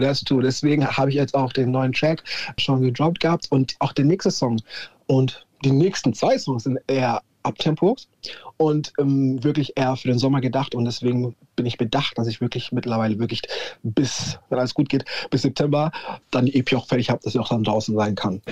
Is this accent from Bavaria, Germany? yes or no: yes; Nuremberg, Bavaria, Germany; Ich bin ein waschechter Franke komplett Nürnberg auch gewachsen und geworden